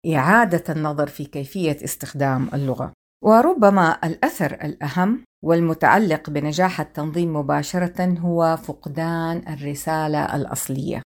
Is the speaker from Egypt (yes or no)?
no; Hejaz, Saudi Arabia; accent: Hijazi; أتحدث بالعامية بلهجتي الحجازية